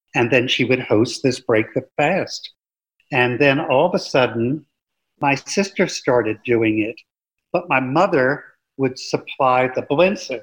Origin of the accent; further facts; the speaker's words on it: New York City, New York, United States; moved away as an adult; also born or lived in Florida; I grew up in the New York City metropolitan area